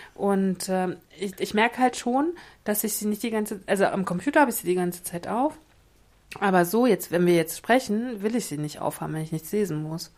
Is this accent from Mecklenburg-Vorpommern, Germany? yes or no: yes; Mecklenburg-Vorpommern, Germany; Ich bin Mecklenburgerin